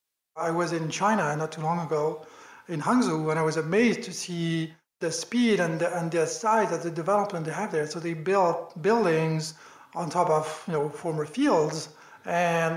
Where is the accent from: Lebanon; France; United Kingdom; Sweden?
France; accent: French; English is a second language; moved away as an adult; also born or lived in Washington, DC, United States; now in New York, United States; I'm French, as you might hear from my accent. I moved to the US 12 years ago now